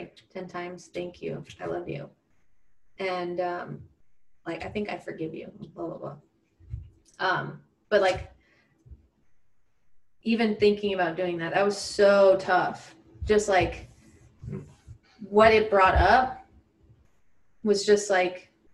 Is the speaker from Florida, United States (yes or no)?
yes; Gulf Coast of Florida, United States; moved away as an adult; also born or lived in Orlando, Florida; now in Los Angeles, United States; I'm from the Gulf Coast of Florida